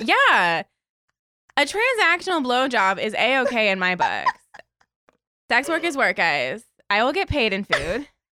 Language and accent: English; Baltimore, Maryland, United States; moved away; I'm from Maryland